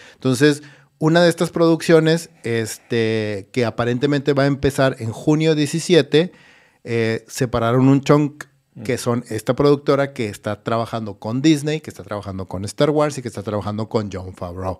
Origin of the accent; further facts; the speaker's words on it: Ciudad Obregón, Sonora, Mexico; Yo soy de Ciudad Obregón